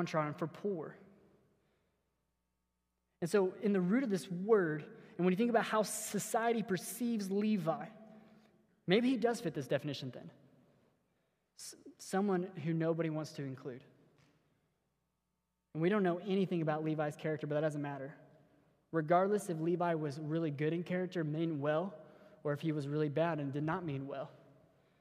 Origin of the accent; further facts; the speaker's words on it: Missouri, United States; we're from Missouri